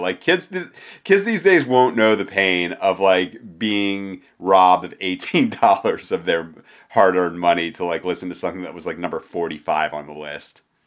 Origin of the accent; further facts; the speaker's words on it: Philadelphia, Pennsylvania, United States; I grew up in Philadelphia in the nineteen nineties